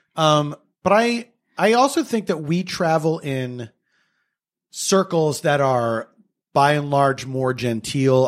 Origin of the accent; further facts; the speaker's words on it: United States; we grew up in America